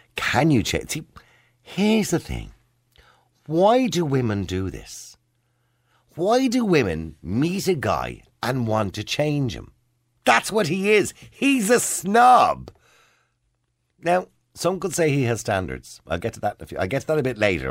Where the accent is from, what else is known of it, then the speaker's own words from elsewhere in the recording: Ireland; We're typical Irish.